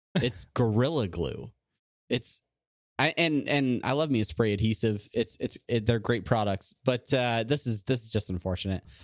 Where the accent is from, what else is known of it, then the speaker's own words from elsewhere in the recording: Southern California, United States; I'm from Southern California in the eighties